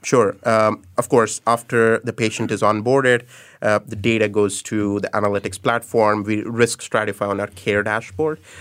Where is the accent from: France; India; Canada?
India; moved away as an adult; also born or lived in United States; now in Singapore; I was born and raised in India, did my electrical engineering